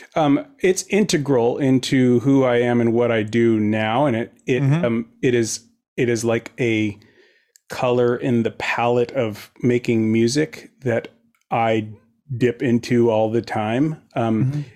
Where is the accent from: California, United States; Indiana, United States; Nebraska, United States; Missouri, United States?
California, United States; Fair Oaks; now in Santa Monica, United States; I was born and raised outside of Sacramento in a little suburb called Fair Oaks